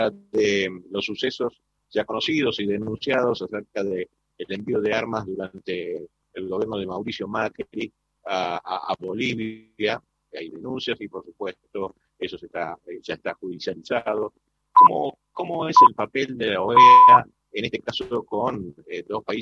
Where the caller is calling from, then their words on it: Concepción del Uruguay, Entre Ríos, Argentina; de LT11 de Concepción del Uruguay, Nacional Constitución del Uruguay, aquí en Entre Ríos, ¿eh? en, el país entre ríos